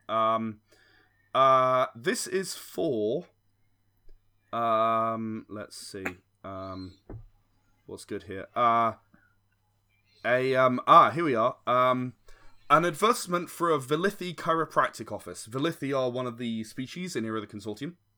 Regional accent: United Kingdom; I'm British

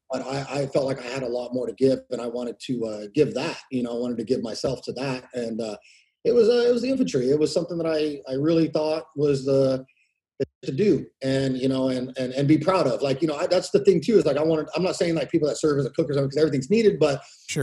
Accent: Exeter, California, United States; I grew up in Exeter, a small city in Tulare County, uh, um, probably like about 45 minutes south of uh, Fresno

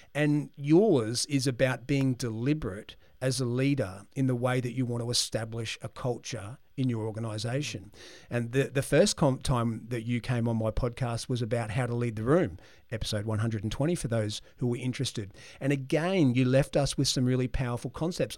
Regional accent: Brisbane, Queensland, Australia; I was born in Brisbane, and I was born in the Martyr Hospital, which in, nicely is where all three of my children were born as well. So I haven't moved very far in life.

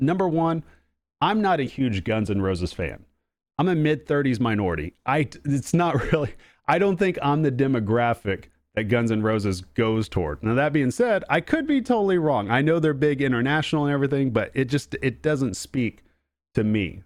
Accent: Oklahoma, United States; accent: Oklahoma; It's an Oklahoma accent

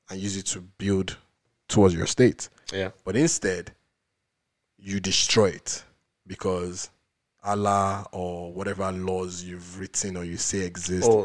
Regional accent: Oyo, Nigeria; We go in, we grew up in Oyo State.

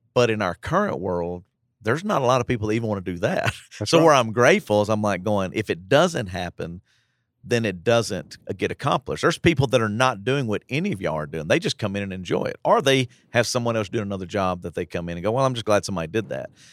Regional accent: United States; we're American Christians

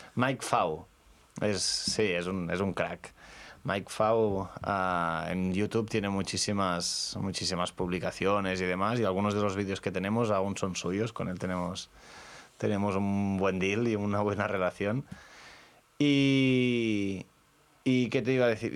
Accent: L'Estartit, Catalonia, Spain; soy del Estartit, eh, tenemos las Islas Medas ahí a, un kilómetro

